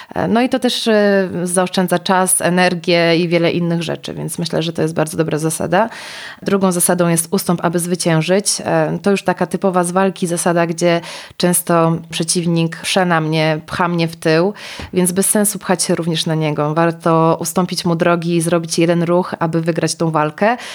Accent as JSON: {"language": "Polish", "town": "Białystok", "region": "Podlaskie Voivodeship", "country": "Poland", "said": "Ja pochodzę z Białegostoku, gdzie, gdzie takiego dużego wyboru nie było"}